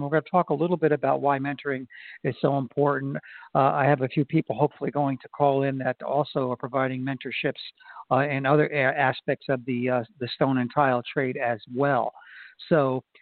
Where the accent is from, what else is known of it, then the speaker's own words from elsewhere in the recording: Florida, United States; in Florida, my home state